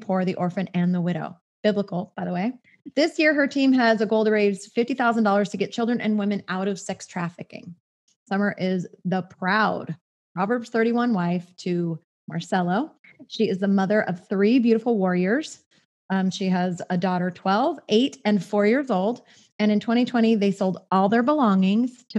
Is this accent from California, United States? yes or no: yes; Southern California, United States; born and raised in Southern California, just like me